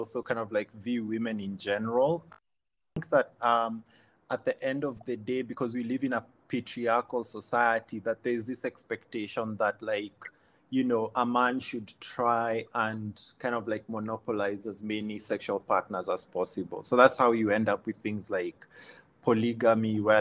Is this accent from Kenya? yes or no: yes; Kenya